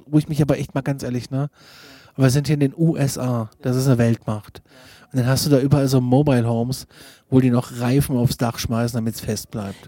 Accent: Germany; als Deutscher

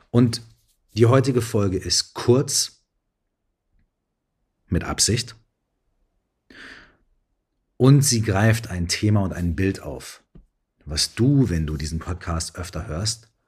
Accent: Minden, North Rhine-Westphalia, Germany; So wie hier gerade in meiner alten Heimatstadt Minden, wenn ich heute in den Himmel gucke.

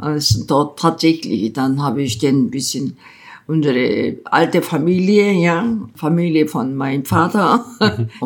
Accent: South Korea; German is a second language; moved away as an adult; also born or lived in Bonn, Germany; now in Berlin, Germany; Wenn ich in Korea geblieben wäre

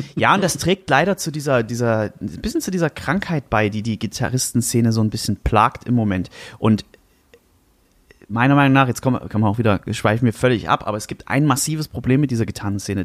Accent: Germany; moved away as an adult; ich bin am Fuße des Erzgebirges aufgewachsen, habe dort gewohnt, bis ich 18 war

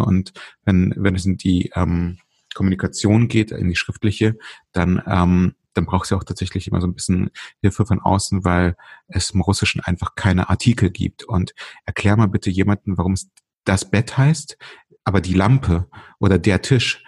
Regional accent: Berlin, Germany; also born or lived in Ukraine (Soviet Union); als wir 1984 und ich war damals äh, vier, knapp fünf Jahre alt, ähm, aus der heute Ukraine, damals Sowjetunion, nach Deutschland gezogen sind. Wir sind damals tatsächlich schon nach Berlin gezogen

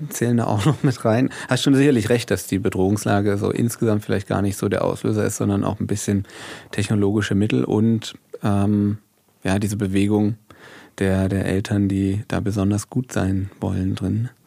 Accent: Germany; Ich bin in der DDR geboren, ja. Ähm, bin auch, glaube ich, noch so ein bisschen DDR sozialisiert.

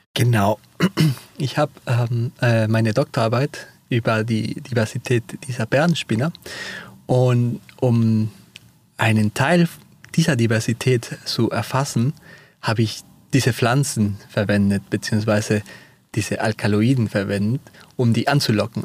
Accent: Peru; German is a second language; moved away; Ich komme auch ja selber aus Peru

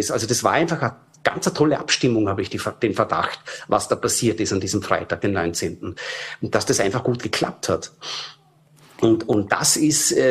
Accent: Frankfurt, Hesse, Germany; Früher, ich war in Vorarlberg ähm, bin ja aufgewachsen in Frankfurt, war jetzt auch zufälligerweise auf Urlaub gerade

